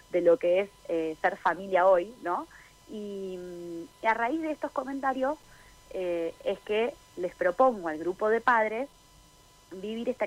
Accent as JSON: {"language": "Spanish", "region": "Buenos Aires", "country": "Argentina", "tie": "born or raised there", "lives_now": "San Martín de los Andes, Argentina", "said": "Eh, bueno, yo estoy viviendo en San Martín de los Andes hace nueve años. Eh, crecí en Buenos Aires y estoy viviendo acá en la Patagonia hace ya nueve años."}